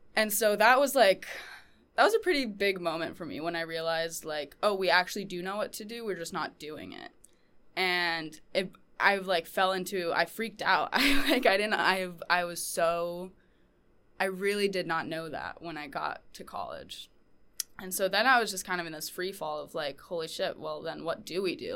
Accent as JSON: {"language": "English", "town": "Portland", "region": "Maine", "country": "United States", "said": "I am from Portland, Maine"}